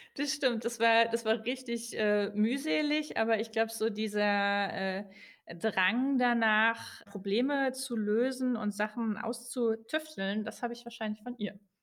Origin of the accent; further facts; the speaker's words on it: Saarbrücken, Saarland, Germany; moved away as an adult; also born or lived in Switzerland; now in Berlin, Germany; Ich komme von der französischen Grenze, äh, aus dem Saarland